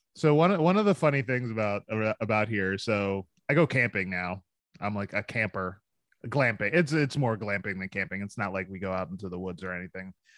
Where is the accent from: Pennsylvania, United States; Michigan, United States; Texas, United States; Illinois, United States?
Pennsylvania, United States; Philadelphia; moved away; I'm from Philadelphia